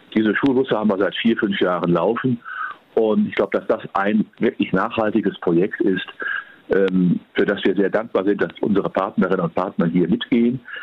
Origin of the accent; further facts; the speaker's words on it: Germany; als Deutscher